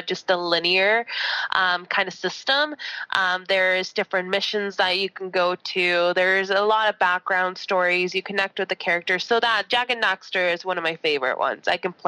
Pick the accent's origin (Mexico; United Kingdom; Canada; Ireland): Canada; because I'm Canadian.